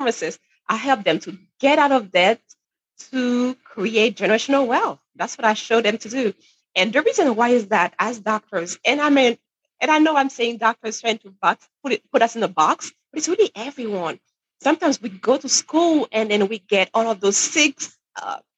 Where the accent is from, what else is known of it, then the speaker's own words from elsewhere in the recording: Haiti; now in New Hampshire, United States; I'm originally from Haiti, from the Caribbean, where it's way warmer, by the way, than New Hampshire. But anyway, so growing up in Haiti